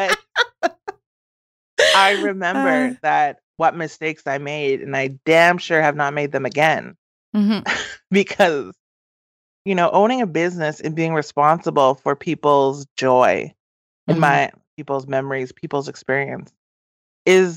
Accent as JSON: {"language": "English", "area": "English River First Nation", "region": "Saskatchewan", "country": "Canada", "also_born_or_lived": "Beauval / Vancouver", "said": "I'm a Dene from English River First Nation and a Métis from the Batoche St. Laurent area"}